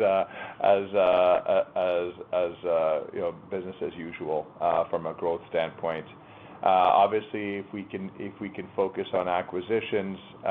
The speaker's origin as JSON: {"language": "English", "country": "Canada", "said": "I as a proud Canadian, as a Canadian company"}